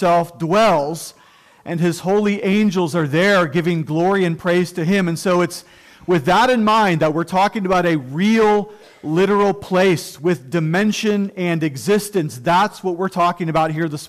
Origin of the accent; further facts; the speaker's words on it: Cuyahoga Falls, Ohio, United States; I love Cuyahoga Falls, Ohio. That's where I was born and raised, and I love it